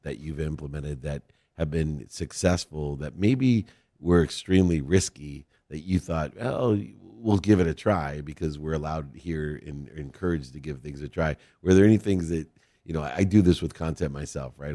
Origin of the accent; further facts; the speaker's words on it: San Diego, California, United States; I'm from San Diego